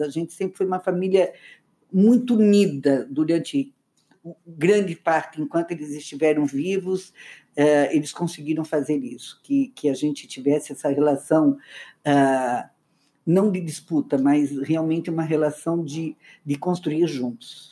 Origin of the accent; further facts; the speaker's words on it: Luiz Alves, Santa Catarina, Brazil; nós nascemos a, a, história começa em Luiz Alves, uma cidade muito pequena